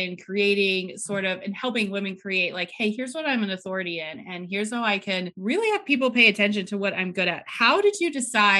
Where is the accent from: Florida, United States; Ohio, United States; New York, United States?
Ohio, United States; I don't remember how we met, but we're both from Ohio, which is awesome.